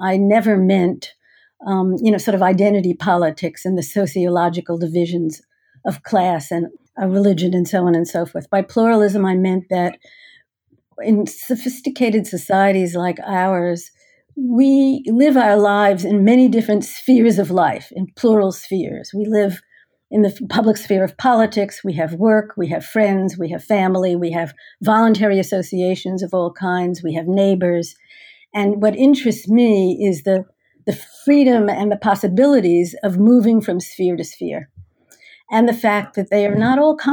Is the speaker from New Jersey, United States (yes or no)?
yes; Teaneck, New Jersey, United States; moved away as an adult; I grew up in Teaneck, New Jersey, where I went to public high school